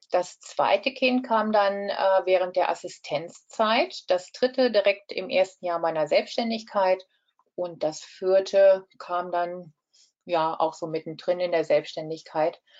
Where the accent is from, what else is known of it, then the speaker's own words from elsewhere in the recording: Rhineland-Palatinate, Germany; Ja, also das war so, dass ich bin in der Eifel aufgewachsen, habe mein Abitur in, in Daun absolviert